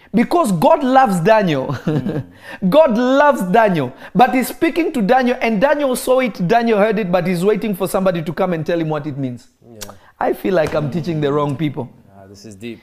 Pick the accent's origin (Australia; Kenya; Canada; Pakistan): Kenya; moved away; also born or lived in Congo / United States; I am from the Congo. I am American, but my family is from the Congo. I grew up in Kenya.